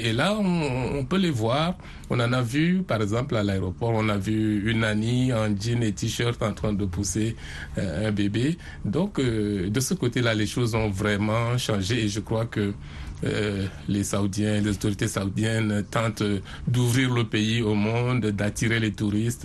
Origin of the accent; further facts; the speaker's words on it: Garoua, North, Cameroon; moved away; j'ai vécu, j'ai grandi à Garoua, qui est dans le nord du Cameroun